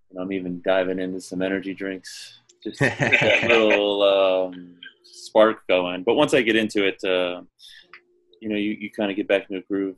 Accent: Florida, United States; I was an outsider from Florida.

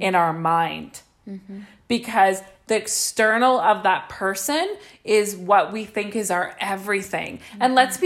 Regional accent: Saskatchewan, Canada; moved away; we come from Saskatchewan

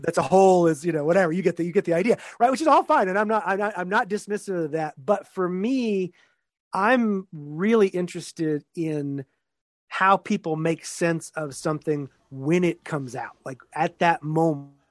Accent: Texas, United States; also born or lived in Pennsylvania; now in Syracuse, United States; I'm originally from Texas

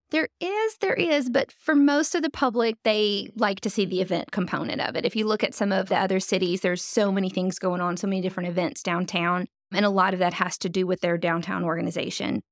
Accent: North Louisiana, United States; moved away as an adult; also born or lived in Jacksonville, Florida; now in Fayetteville, United States; I grew up in North Louisiana

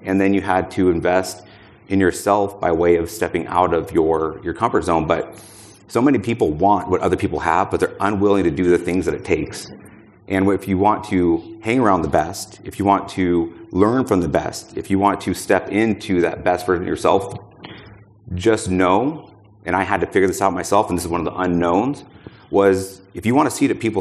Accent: Boise, Idaho, United States; I'm from Boise, Idaho.

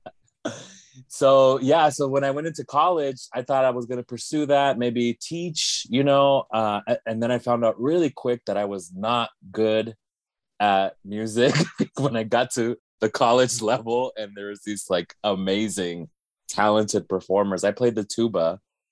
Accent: Las Vegas, Nevada, United States; I was born and raised in Las Vegas

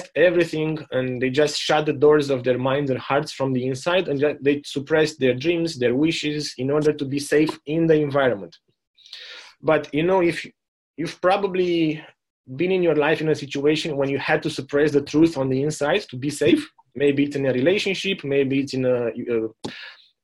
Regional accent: Romania; moved away as an adult; also born or lived in Germany; now in New Zealand; growing up in Romania

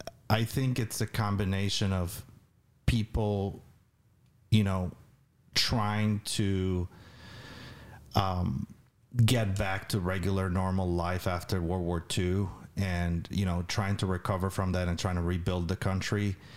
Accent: Albania; To me, it was. Although I had grown with, you know, was brought up with no particular religious upbringing, it was.

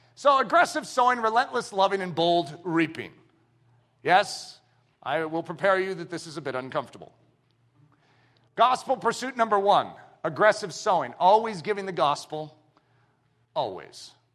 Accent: United States; we as American Christians

